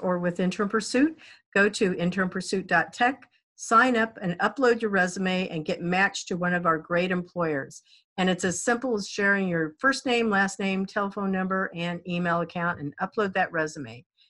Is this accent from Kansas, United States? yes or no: yes; Kansas, United States; now in Florida, United States; I was born in Kansas.